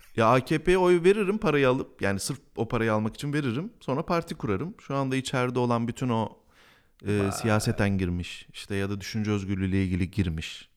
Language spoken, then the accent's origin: Turkish; Bingöl Province, Turkey; ben Bingöl'de doğdum